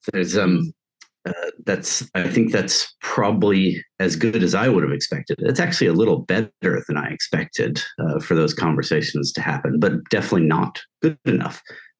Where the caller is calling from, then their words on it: New Haven, Connecticut, United States; I'm dialing in from New Haven, Connecticut.